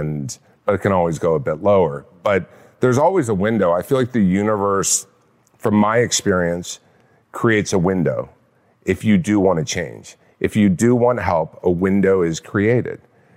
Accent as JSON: {"language": "English", "region": "California", "country": "United States", "tie": "born or raised there", "said": "Orange County."}